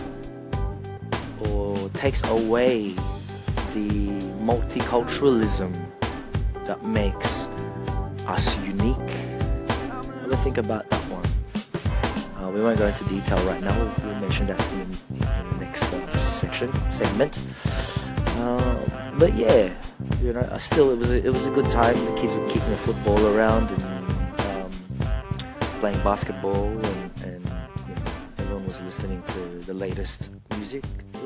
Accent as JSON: {"language": "English", "country": "Australia", "said": "being Australian."}